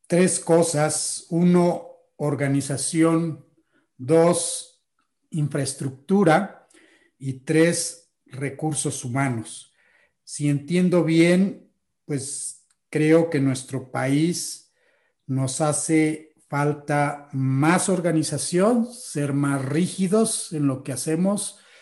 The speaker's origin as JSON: {"language": "Spanish", "country": "Mexico", "said": "nosotros los mexicanos"}